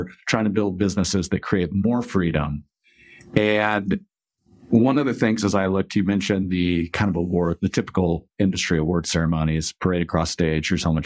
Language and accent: English; Kansas, United States; growing up in Kansas